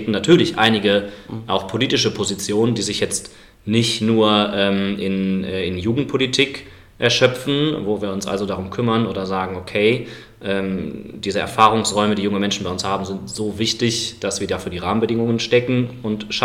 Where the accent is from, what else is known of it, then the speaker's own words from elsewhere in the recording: Cologne, North Rhine-Westphalia, Germany; accent: Cologne; Ich komme aus Köln, manchmal hört man das übrigens.